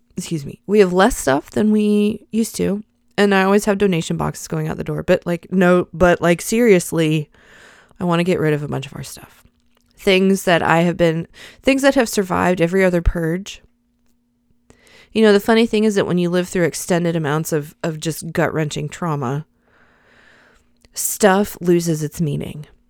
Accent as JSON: {"language": "English", "region": "the South", "country": "United States", "said": "I'm a Christian in the United States of America. I'm a Southerner."}